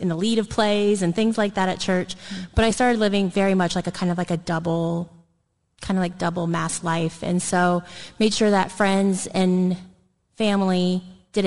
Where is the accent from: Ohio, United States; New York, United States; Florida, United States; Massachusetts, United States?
Ohio, United States; Dayton; now in Columbus, United States; I'm not from the Columbus area, so I'm from the Dayton area. It's about an hour west of here. And so I was raised in the church.